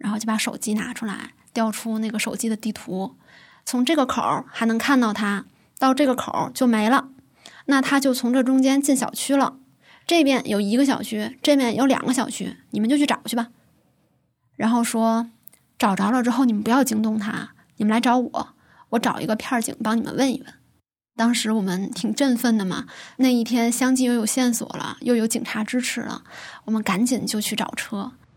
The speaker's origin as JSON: {"language": "Chinese", "region": "Tianjin", "country": "China", "said": "今年二十七岁，我是天津人"}